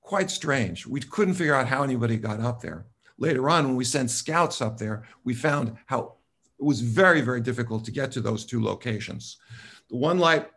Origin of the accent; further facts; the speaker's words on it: New York City, New York, United States; accent: New York; moved away; also born or lived in Los Angeles; And she and I both spent time in New York City. You probably can hear somewhat of my accent.